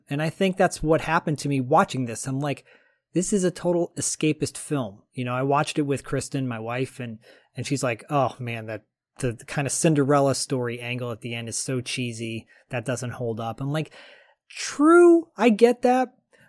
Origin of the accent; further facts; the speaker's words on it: New York, United States; I get these things. I'm from New York.